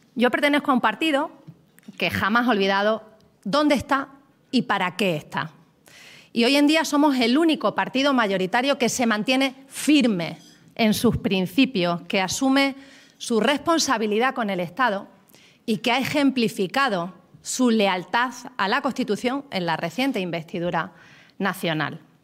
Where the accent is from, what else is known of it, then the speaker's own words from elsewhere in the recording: Extremadura, Spain; mi tierra